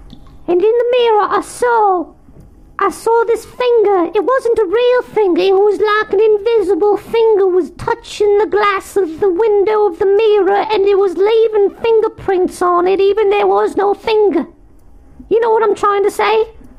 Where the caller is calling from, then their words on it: Manchester, North West England, United Kingdom; Hi, Nick the Rat. … I'm calling you from Manchester.